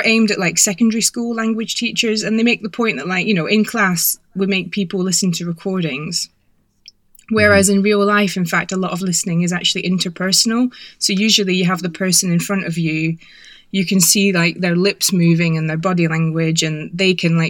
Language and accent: English; Scotland, United Kingdom; accent: Scottish; moved away as an adult; also born or lived in England; now in France; I'm from Scotland, so this is why my accent sounds a bit Scottish, even though I haven't lived in Scotland since 1997.